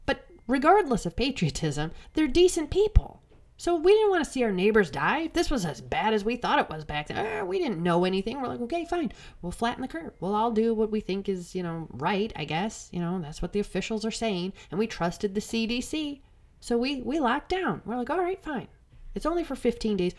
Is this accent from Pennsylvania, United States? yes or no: no; Illinois, United States; I'm from Illinois